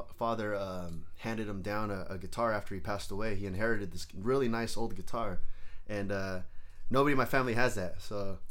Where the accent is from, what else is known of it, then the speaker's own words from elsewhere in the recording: San Jose, California, United States; English is a second language; also born or lived in Acapulco, Mexico; I was born in Acapulco. When I was about 2.5, I moved to East San Jose, like over off King